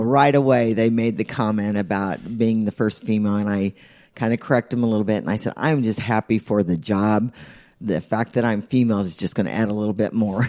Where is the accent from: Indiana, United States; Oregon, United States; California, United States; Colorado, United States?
Indiana, United States; Indianapolis; also born or lived in Speedway, Indiana / Pittsboro, Indiana; Indianapolis and Speedway, I moved out here when I was twelve and have stayed ever since